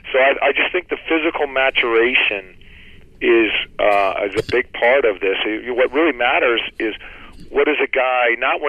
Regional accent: Seattle, Washington, United States; I grew up in Seattle

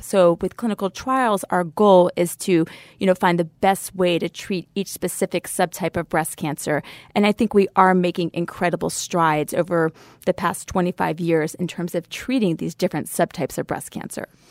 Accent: Savannah, Georgia, United States; I grew up in Savannah, Georgia

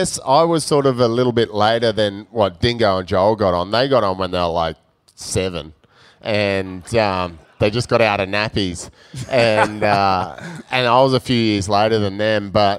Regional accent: Ballina, New South Wales, Australia; moved away; also born or lived in Penrith, Australia / Coolangatta, Australia; I grew up in Ballina originally

